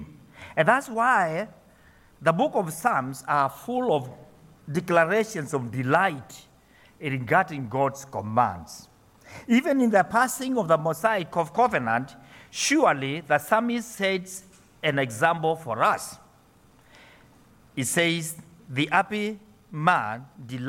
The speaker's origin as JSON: {"language": "English", "country": "Kenya", "said": "I come from Kenya. I'm an ordained minister in the Presbyterian Church there"}